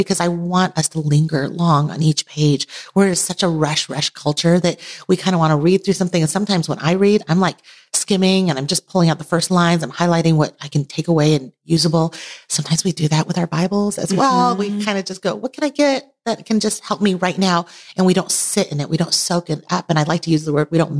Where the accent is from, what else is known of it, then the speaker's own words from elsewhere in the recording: Taiwan; now in United States; I was born in Taiwan, immigrated to the U.S., lived between two cultures